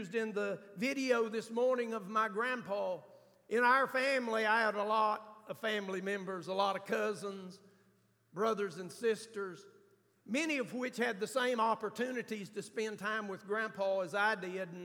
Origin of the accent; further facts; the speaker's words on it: United States; I'm from Grant County. We don't pronounce a lot of stuff right